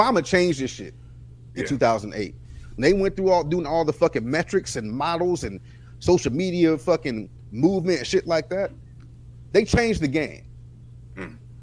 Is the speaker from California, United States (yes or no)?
no; Florida, United States; I was born in Florida